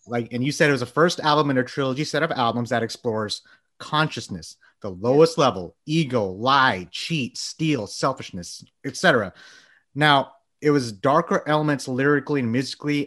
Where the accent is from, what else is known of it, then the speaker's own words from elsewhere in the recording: Bangladesh; moved away; I was born in Bangladesh